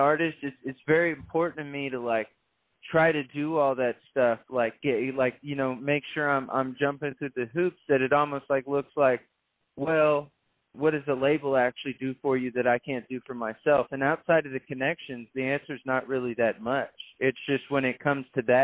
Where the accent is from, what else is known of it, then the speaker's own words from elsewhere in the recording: San Antonio, Texas, United States; moved away as an adult; also born or lived in Nashville; I'm from San Antonio.